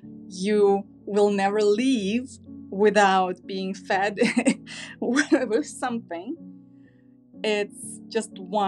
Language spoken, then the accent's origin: English; Tashkent, Uzbekistan; English is a second language; moved away as an adult; now in California, United States; I was born and raised in Uzbekistan, Tashkent, Uzbekistan. It is it's one of the former republics of USSR. It became independent, I believe, in 1991.